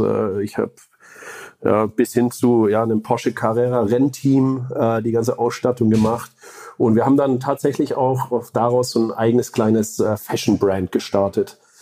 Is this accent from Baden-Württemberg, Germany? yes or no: yes; Stuttgart region, Baden-Württemberg, Germany; moved away as an adult; also born or lived in Böblingen / Sindelfingen / California, United States; now in Heilbronn, Germany; ich bin ursprünglich aus dem Vorort von Stuttgart, würde ich sagen, äh, in Böbling geboren, äh, Sindelfingen Kindergarten und dann noch ein bisschen weiter aufs Land rausgezogen, um dort die Schule zu verbringen